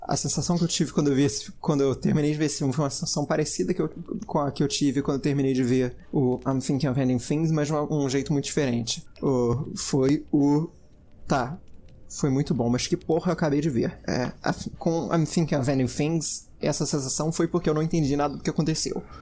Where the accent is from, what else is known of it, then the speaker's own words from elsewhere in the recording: Brazil; eu sou brasileiro